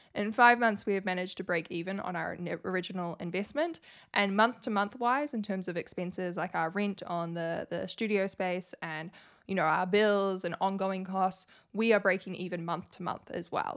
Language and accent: English; New Zealand; I'm from New Zealand and I have to file taxes in New Zealand